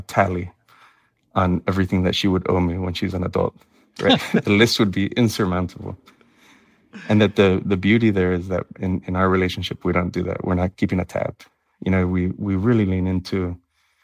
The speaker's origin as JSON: {"language": "English", "town": "Miami", "region": "Florida", "country": "United States", "tie": "born or raised there", "also_born_or_lived": "Nebraska", "moved": "as an adult", "lives_now": "Ithaca, United States", "said": "growing up in Miami"}